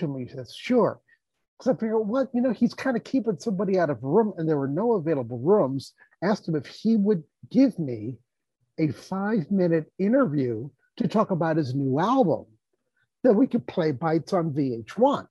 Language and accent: English; Los Angeles, California, United States; growing up in South Central